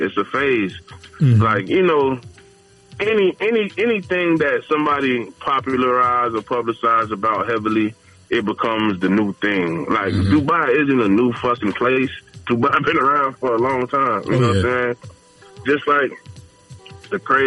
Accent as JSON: {"language": "English", "town": "Fort Myers", "region": "Florida", "country": "United States", "said": "I'm from Florida, Fort Myers"}